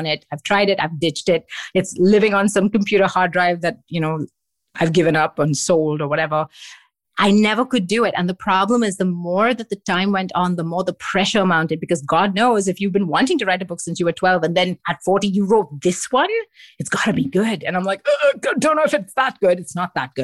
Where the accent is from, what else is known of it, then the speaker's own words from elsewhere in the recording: Mumbai, Maharashtra, India; also born or lived in Singapore / England; now in Montreal, Canada; I grew up in Mumbai.